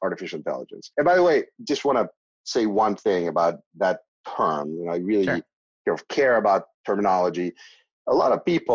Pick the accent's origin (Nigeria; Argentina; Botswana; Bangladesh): Argentina; moved away as an adult; I was born in Argentina in a pretty medical family